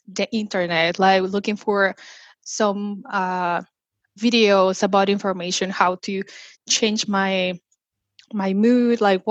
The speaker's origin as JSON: {"language": "English", "country": "Mexico", "moved": "as an adult", "said": "originally I am from Mexico, and after I moved here"}